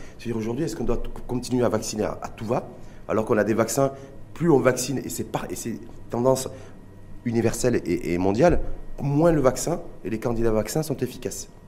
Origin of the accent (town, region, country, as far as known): Morocco